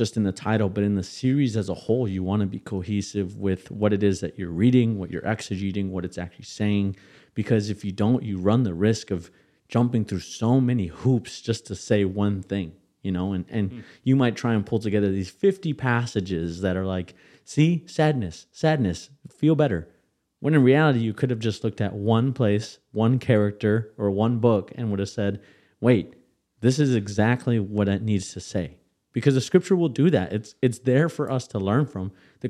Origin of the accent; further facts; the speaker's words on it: Kenosha, Wisconsin, United States; my mind runs back to the church I grew up in Kenosha, Wisconsin, right?